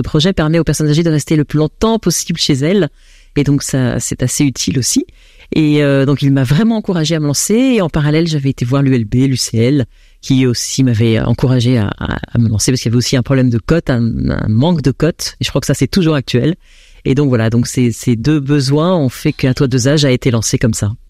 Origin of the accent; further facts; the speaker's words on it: France; accent: French; moved away as an adult; now in Belgium; j'ai un accent français, et c'est vrai que j'arrivais en Belgique